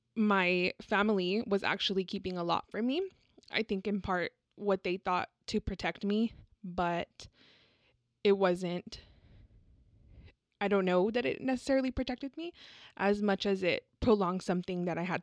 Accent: San Antonio, Texas, United States; And I'm also a Latina. I was born and raised here in San Antonio.

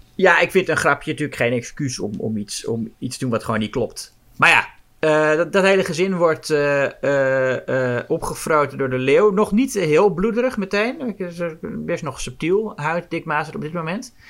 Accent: Amsterdam, North Holland, Netherlands; voor mij als Amsterdammer

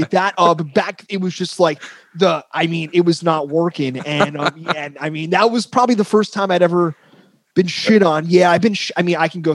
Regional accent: northern New Jersey, United States; I'm from New Jersey, northern. I'm from where they filmed The Sopranos.

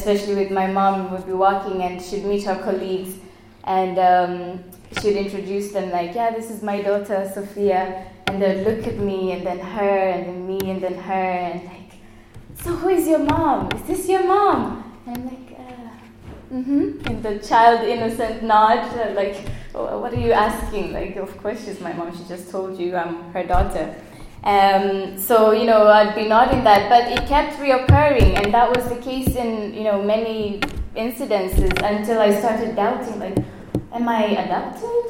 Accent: Moshi, Kilimanjaro, Tanzania; now in Ireland; So I was born on the 26th of May, 1994, in Moshi, Tanzania.

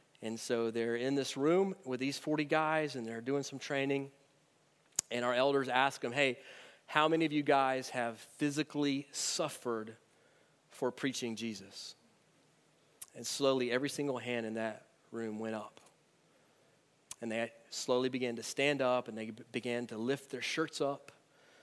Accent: United States; as American Christians in 2018

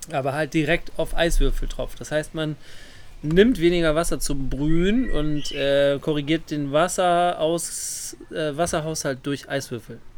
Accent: North Rhine-Westphalia, Germany; ich komme ja aus dem Ruhrgebiet, da sagt man ja immer Oma und Opa.

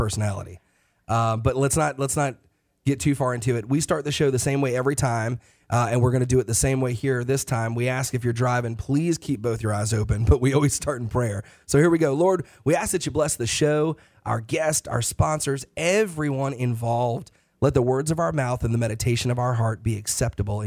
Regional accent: New York, United States; now in North Carolina, United States; I'm originally from New York

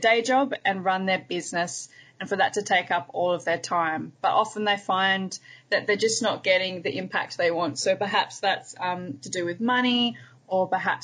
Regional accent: Hobart, Tasmania, Australia; now in Melbourne, Australia; I also spend a lot of time in my hometown where I was born, which is Hobart in Tasmania in Australia

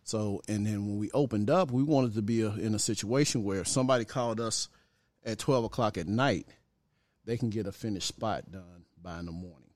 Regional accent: Pine Bluff, Arkansas, United States; also born or lived in Chicago, Illinois; my mom was from Arkansas, so we went back from Chicago to Arkansas, Chicago to Arkansas till we finally ended up in Arkansas

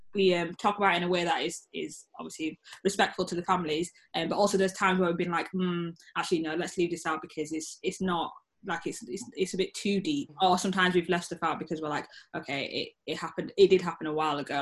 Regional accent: the North of England, Yorkshire and the Humber, United Kingdom; I'm also proud to be a Northern Black Brit

